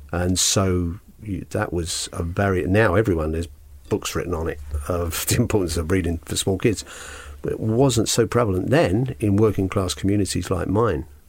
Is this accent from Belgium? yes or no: no; London, United Kingdom; also born or lived in Hull; Grew up in London West End, sometimes wrongly called Notting Hill.